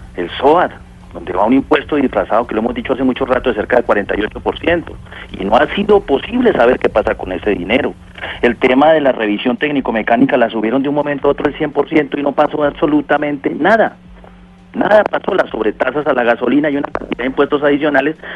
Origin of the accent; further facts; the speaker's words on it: Villavicencio, Meta, Colombia; Yo soy de Villavicencio